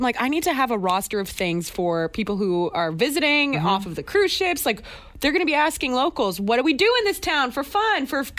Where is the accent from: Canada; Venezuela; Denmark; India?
Canada; also born or lived in Victoria, British Columbia; I'm from Canada.